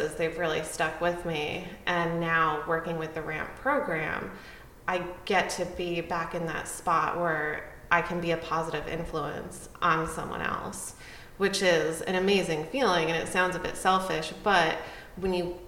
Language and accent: English; Connecticut, United States; I grew up in Connecticut